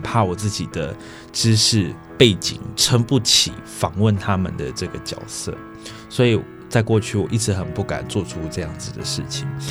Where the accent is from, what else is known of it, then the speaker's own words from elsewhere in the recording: Pingxi, New Taipei, Taiwan; 小时候在平溪长大，哦，那当然平溪的家中旁边就是轨道嘛